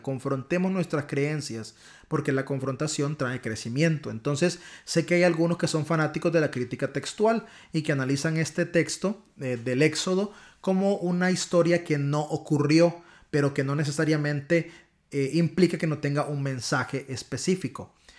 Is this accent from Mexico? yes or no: no; Honduras; accent: catracho; mi acentazo catracho